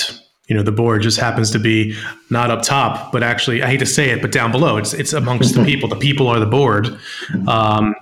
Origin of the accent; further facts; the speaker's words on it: Northeast, United States; I was raised in the Northeast